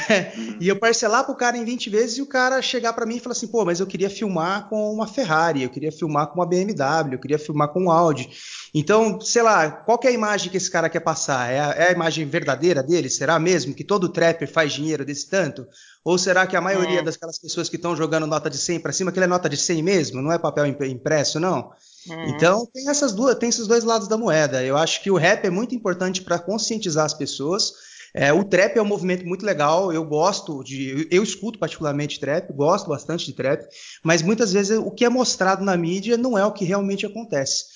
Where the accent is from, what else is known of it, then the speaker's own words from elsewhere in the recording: Franca, São Paulo, Brazil; nasci em Franca